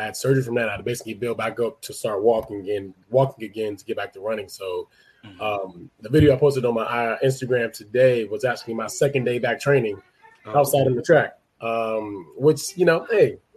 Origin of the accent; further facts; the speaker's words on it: United States; I grew up in the U.S.